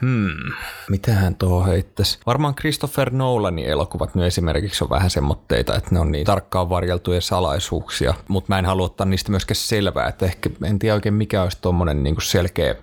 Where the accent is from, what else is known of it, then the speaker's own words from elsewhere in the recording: Tampere, Pirkanmaa, Finland; mä kasvoin yhdeksänkymmentäluvulla Tampereella